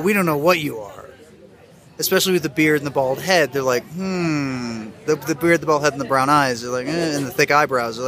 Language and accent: English; United States; moved away as an adult; now in Mexico City, Mexico; I'm from the States